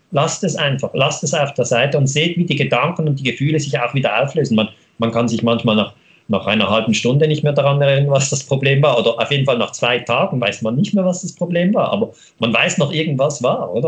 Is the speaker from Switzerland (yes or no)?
yes; Switzerland